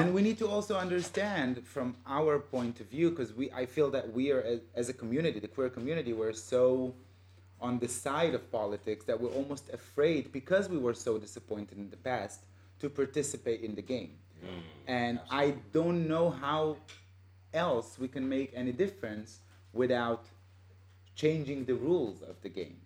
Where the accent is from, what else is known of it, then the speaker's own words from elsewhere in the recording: Israel; moved away; I was born and raised in Israel